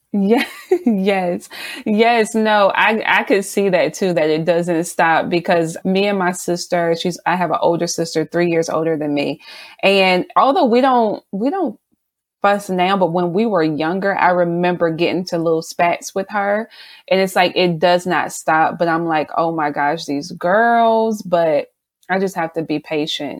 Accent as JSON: {"language": "English", "region": "South Carolina", "country": "United States", "moved": "yes", "lives_now": "Baltimore, United States", "said": "I'm originally from South Carolina, but me and my family currently reside in Baltimore"}